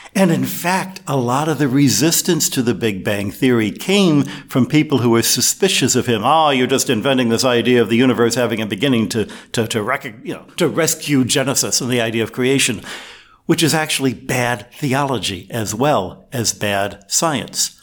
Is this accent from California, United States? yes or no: no; Michigan, United States; As a kid, I grew up in Michigan, uh, with an Italian ancestry dad and an Irish ancestry mom.